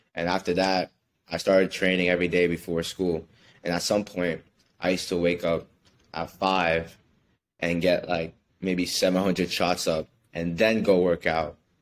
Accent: Miami, Florida, United States; also born or lived in New York City, New York, United States; when I was about six years old, I moved down here with my mother to Miami. And I've been here ever since then

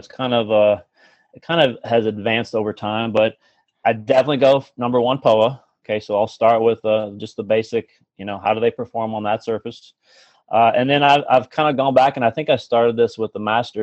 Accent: Detroit, Michigan, United States; my hometown, by the way, Detroit Golf Club

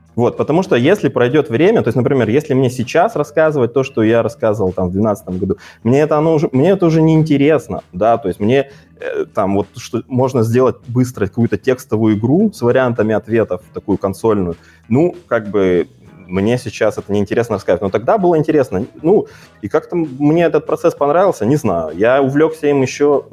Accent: Kazakhstan; moved away as an adult; now in Omsk, Russia; я из Казахстана

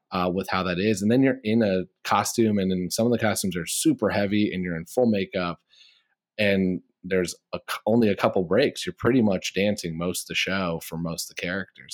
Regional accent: Midwest, United States; I'm a Midwesterner

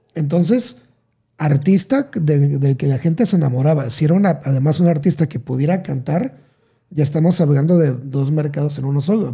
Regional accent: Salina Cruz, Oaxaca, Mexico; moved away; soy de Oaxaca, pero soy de la parte sur, sur, sur de Oaxaca

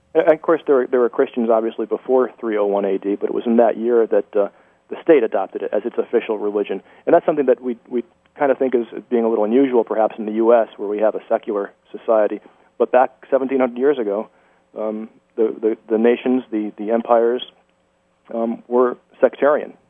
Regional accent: United States; that's really why I'm an American. My grandparents, as I mentioned earlier uh, in the broadcast, my grandparents were refugees uh, from the genocide, and they came to America

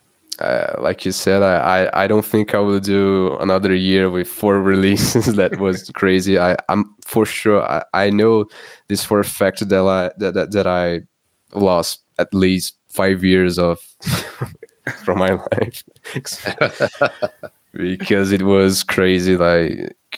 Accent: Brazil; Growing up in Brazil

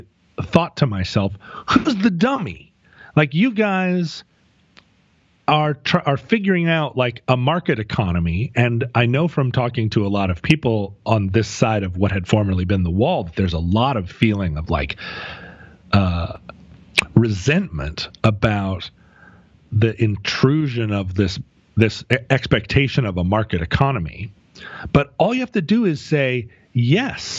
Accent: United States; I'm an American

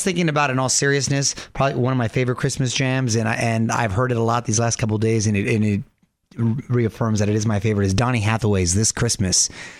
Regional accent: Chula Vista, California, United States; Growing up in Chula Vista

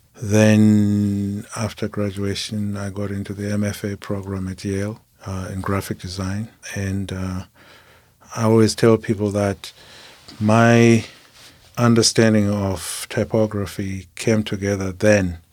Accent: Zimbabwe; moved away as an adult; I'm from Zimbabwe

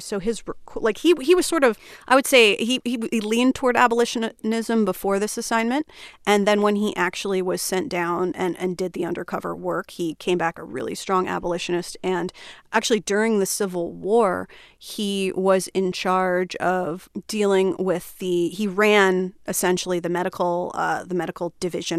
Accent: Flemington, New Jersey, United States; I grew up in a small town in New Jersey called Flemington

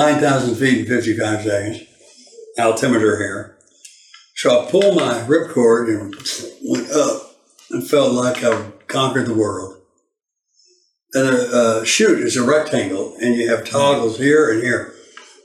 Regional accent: Baytown, Texas, United States; we're both from Harris County, Texas. That's Houston and Goose Creek

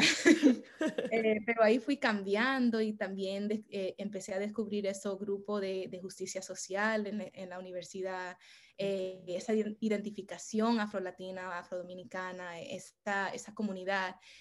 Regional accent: New York City, New York, United States; en el Bronx, eh, que es donde nací, donde crecí

